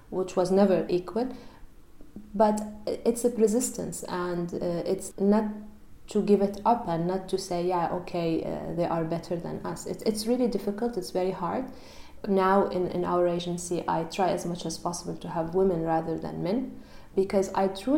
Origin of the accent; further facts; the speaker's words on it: Amman, Amman Governorate, Jordan; moved away as an adult; also born or lived in Barcelona, Spain; now in Brussels, Belgium; I'm Jordanian. I was raised in Amman, and my family is still there.